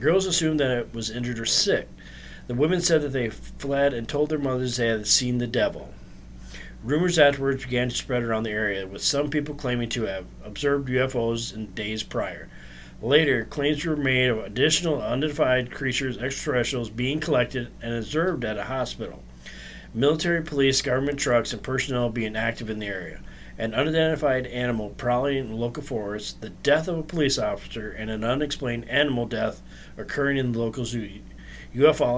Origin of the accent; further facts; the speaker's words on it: Stockholm, Stockholm County, Sweden; I grew up in Stockholm.